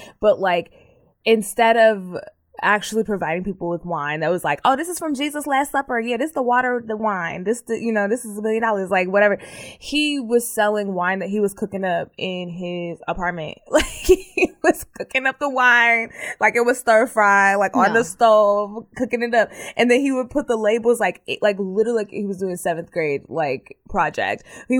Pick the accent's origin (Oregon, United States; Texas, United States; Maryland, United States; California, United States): Texas, United States; Terrell; born there; Because I was born in Terrell.